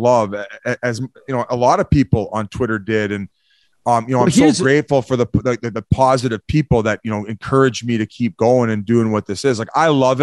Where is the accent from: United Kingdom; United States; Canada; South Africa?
Canada; also born or lived in Victoria; I'm originally, like, I'm French Canadian. I'm like 50-50 English and French. So already I have a difficult time with the English language.